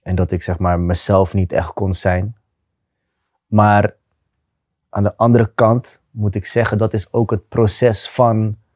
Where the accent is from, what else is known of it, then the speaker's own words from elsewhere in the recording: Rotterdam, South Holland, Netherlands; moved away as an adult; also born or lived in Madrid / Liverpool; Ik kom uit Rotterdam West, ja.